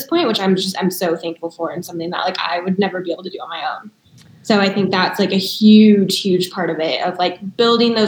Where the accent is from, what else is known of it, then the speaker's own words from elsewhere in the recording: Indiana, United States; moved away as an adult; also born or lived in Wisconsin / Minneapolis; now in Boulder, United States; I'm originally from Indiana